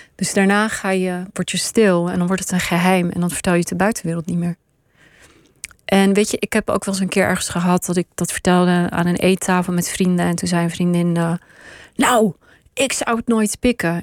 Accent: Pakistan; also born or lived in Israel; now in Netherlands; ben ik geboren in Pakistan

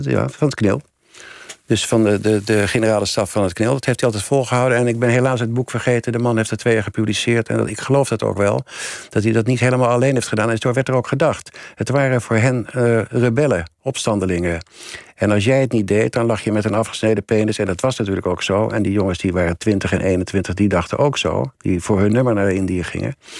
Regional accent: Netherlands; ik ben een Nederlander

